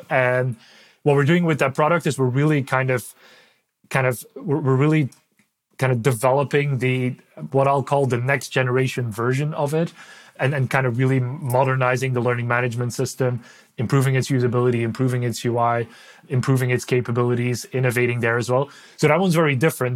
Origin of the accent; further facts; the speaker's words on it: Belgium; first language Dutch; English is a second language; moved away; I'm from Belgium originally. So uh, Dutch is my is my native language